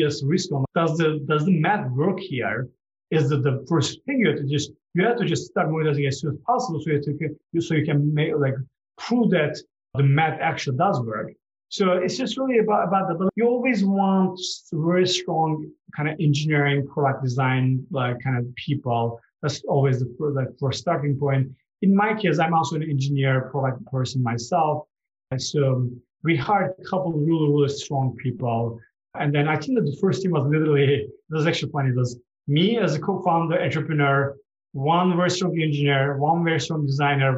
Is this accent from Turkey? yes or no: yes; Turkey; moved away; I'm from Turkey